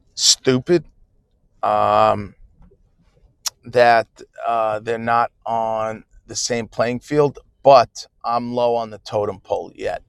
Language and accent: English; New Jersey, United States; I'm from New Jersey, so 10 Eastern